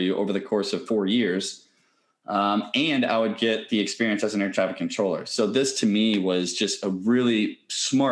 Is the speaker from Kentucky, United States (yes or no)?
yes; Louisville, Kentucky, United States; When I grew up in Louisville, Kentucky, and when my parents had first moved to Louisville, Kentucky, we were pretty poor